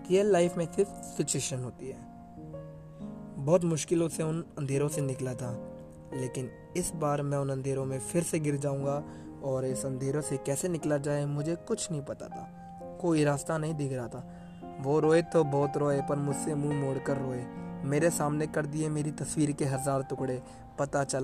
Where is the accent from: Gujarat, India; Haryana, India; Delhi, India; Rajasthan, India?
Delhi, India; New Delhi; मैं न्यू दिल्ली से हूँ